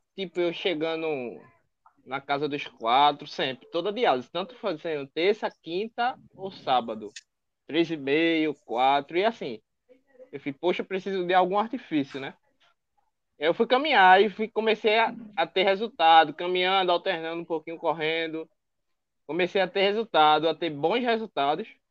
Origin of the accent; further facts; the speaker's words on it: Recife, Pernambuco, Brazil; accent: nordestino; tenho 25 anos, sou de Recife